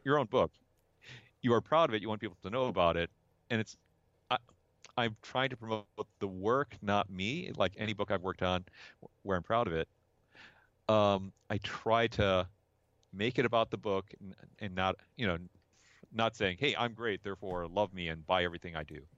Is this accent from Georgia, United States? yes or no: no; South Bend, Indiana, United States; also born or lived in Chicago, Illinois; I grew up in the '70s and '80s inside of South Bend. I was I was born in Chicago